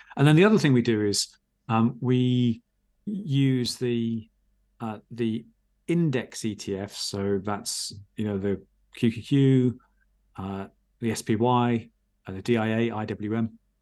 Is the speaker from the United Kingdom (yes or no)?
yes; England, United Kingdom